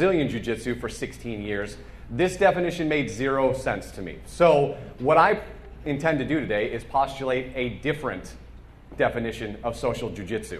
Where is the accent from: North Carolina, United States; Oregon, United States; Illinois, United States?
Illinois, United States; Chicago; moved away; we're from Chicago